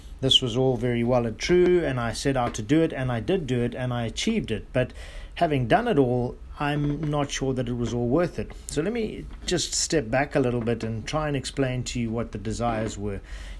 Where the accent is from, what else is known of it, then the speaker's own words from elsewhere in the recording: South Africa; I grew up in South Africa or Southern Africa. As you guys may know, that the bees that come from that part of the world are what we call killer bees, and extremely aggressive.